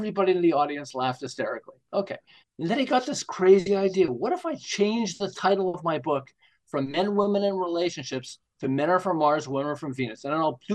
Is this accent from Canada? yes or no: yes; Montreal, Quebec, Canada; now in Southern California, United States; I'm from Montreal originally.